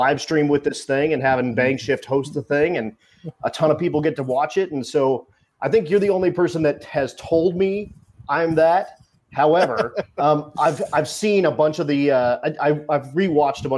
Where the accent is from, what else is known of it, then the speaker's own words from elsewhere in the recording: Colorado, United States; we're both from Colorado